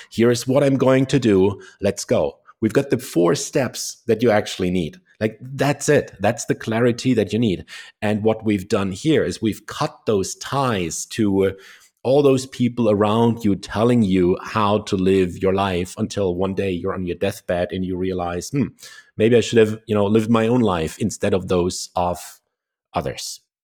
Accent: Germany; I was born in Germany

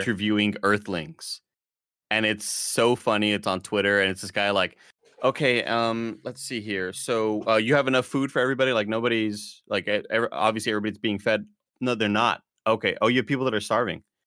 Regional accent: Rio Grande Valley, Texas, United States; I was driving down from Austin back home to their R G V

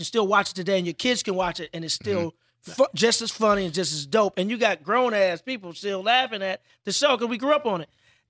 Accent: Midwest, United States; I grew up in the Midwest.

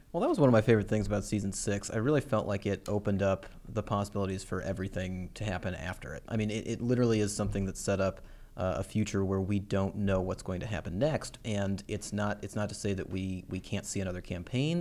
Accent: Illinois, United States; also born or lived in Iowa; I grew up in Illinois

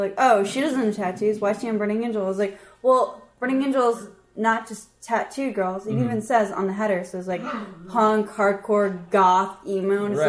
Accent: Buffalo, New York, United States; moved away as an adult; also born or lived in Fort Polk, Louisiana / Frederick, Maryland / Baltimore; So I was born and raised in Buffalo, New York.

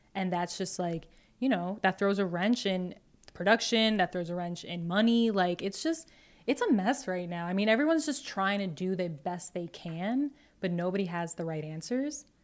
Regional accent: Long Island, New York, United States; now in Astoria, Queens, United States; I grew up on Long Island

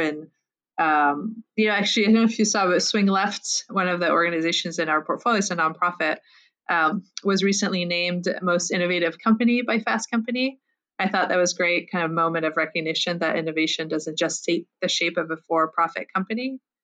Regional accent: France; moved away; I'm originally from France, where I got an MBA

